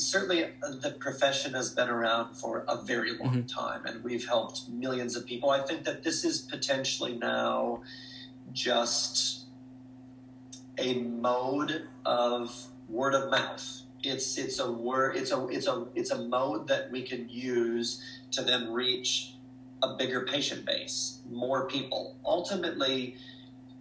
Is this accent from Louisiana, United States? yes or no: no; Jeffers, Minnesota, United States; moved away as an adult; also born or lived in Duluth, Minnesota; now in Australia; I was born and raised in Jeffers, Minnesota. My parents are still there